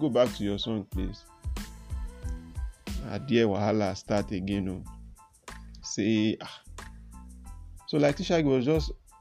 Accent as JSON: {"language": "English", "region": "Lagos", "country": "Nigeria", "said": "I'm from Lagos Island, Adeniji side."}